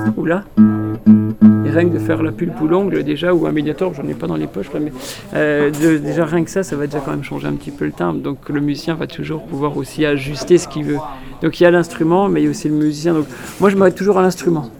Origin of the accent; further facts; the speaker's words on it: Montbéliard area, Bourgogne-Franche-Comté, France; moved away; Pont de Roide, à côté de ma région, enfin dans ma région d'origine